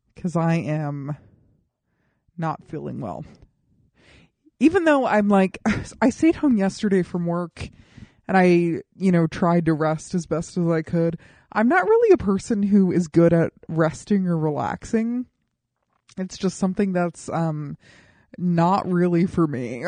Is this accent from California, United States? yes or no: no; Colorado Springs, Colorado, United States; moved away as an adult; now in Los Angeles, United States; people who I grew up with in Colorado Springs